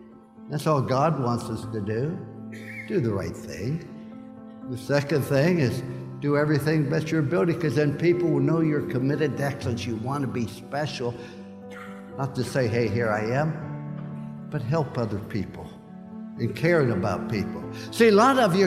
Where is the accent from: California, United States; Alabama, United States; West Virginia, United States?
West Virginia, United States; I was born in Fallsby, West Virginia.